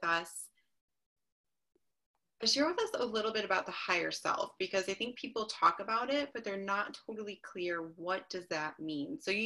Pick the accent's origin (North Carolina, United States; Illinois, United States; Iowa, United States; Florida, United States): Illinois, United States; Chicago; moved away as an adult; now in Boise, United States; I am originally from Chicago. So I moved here 2 years ago